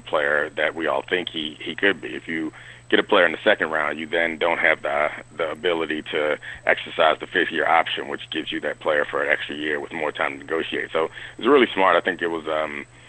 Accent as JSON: {"language": "English", "town": "Baltimore", "region": "Maryland", "country": "United States", "tie": "born or raised there", "said": "I grew up in Baltimore. I'm from Baltimore"}